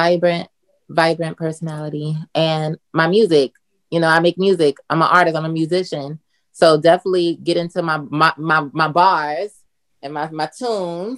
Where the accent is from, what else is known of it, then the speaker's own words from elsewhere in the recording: Newark, New Jersey, United States; I'm from North New Jersey, Brick City